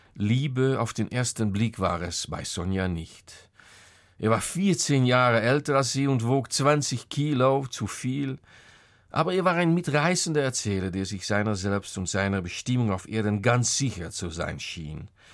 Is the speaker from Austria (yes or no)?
no; Netherlands; German is a second language; als Holländer